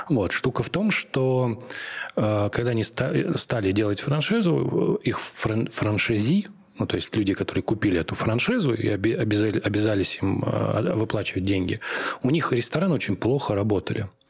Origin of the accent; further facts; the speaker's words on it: Tambov, Tambov Oblast, Russia; я сам из Тамбова